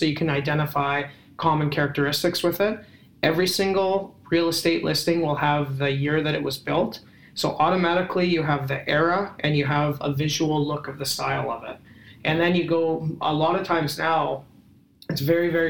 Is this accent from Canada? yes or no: yes; Canada; I'm a Canadian